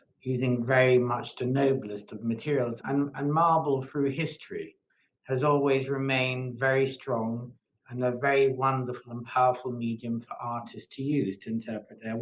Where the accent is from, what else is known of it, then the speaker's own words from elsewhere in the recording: Malta; moved away; I came from Malta